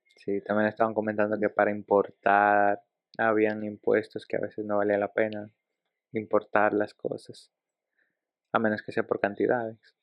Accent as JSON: {"language": "Spanish", "country": "Dominican Republic", "tie": "born or raised there", "also_born_or_lived": "Ecuador", "said": "Yo tengo actualmente más de mi vida en República Dominicana que lo que tenía en Ecuador. Mm, ah. Te digo, yo llegué a cumplir siete años allá"}